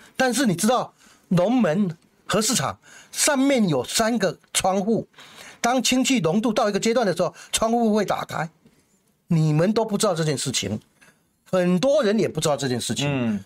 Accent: Taiwan; 我们台湾人没有比人家聪明

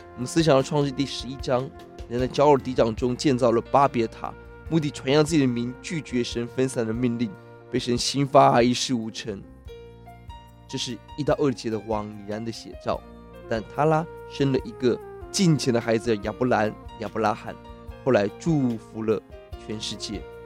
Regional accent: Taiwan; 今天我们台湾人很看重房地产

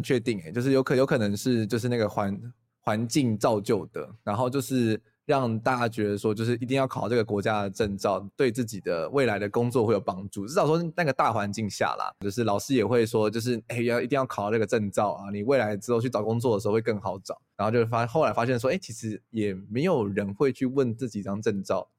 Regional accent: Taiwan; 我们台湾人其实蛮不会安慰朋友的啦

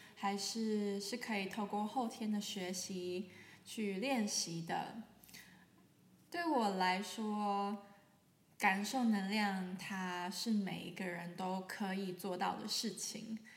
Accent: Taiwan; now in Germany; 我是一位声音疗愈师。啊，我现在住在德国，可是我来自台湾

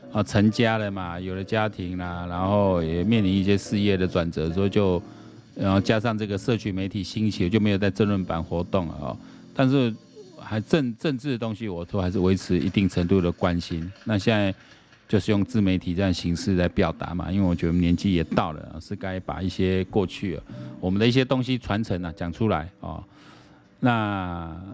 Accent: Taiwan; 在我们台湾人来讲哦

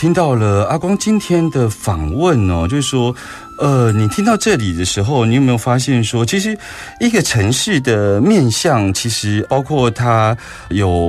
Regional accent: Taichung, Taiwan; 我们台中

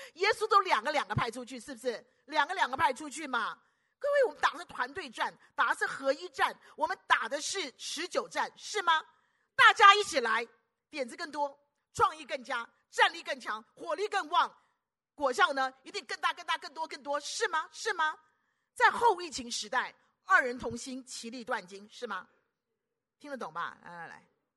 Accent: Taiwan; 我是，我是台湾本土的

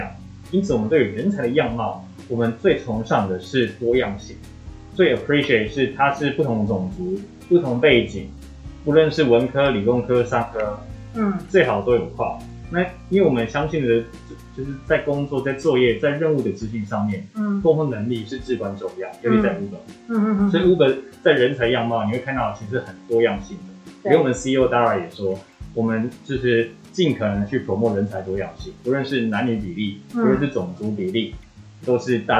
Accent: Taiwan; 这也是我觉得我们台湾人才连我自己都获益良多的部分。

